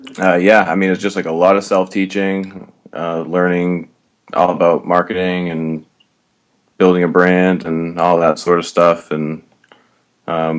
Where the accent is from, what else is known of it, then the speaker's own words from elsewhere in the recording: Maine, United States; moved away as an adult; also born or lived in New Hampshire / Boston; I grew up in Maine